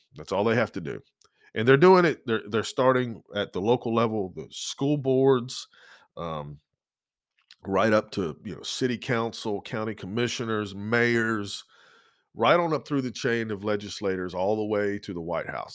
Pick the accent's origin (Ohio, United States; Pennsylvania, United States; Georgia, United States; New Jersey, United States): Georgia, United States; now in Lynchburg, United States; growing up in Georgia and growing up on the coast